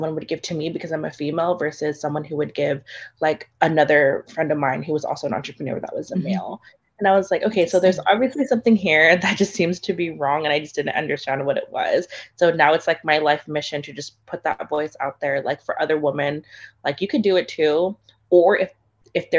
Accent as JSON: {"language": "English", "country": "Philippines", "said": "I am Filipino"}